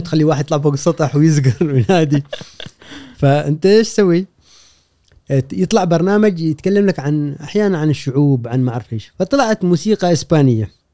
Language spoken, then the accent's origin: Arabic; Oman; moved away as an adult; also born or lived in Jordan / Iraq; تركت الدراسه وطلعت من عمان وهاجرت